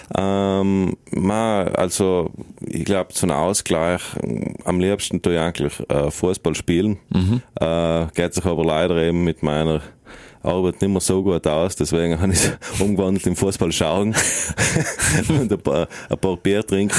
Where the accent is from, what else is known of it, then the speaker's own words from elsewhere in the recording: South Tyrol, Trentino-Alto Adige, Italy; also born or lived in Berlin / Vienna; seit wir natürlich äh, nach 1918 zu Italien gekommen sind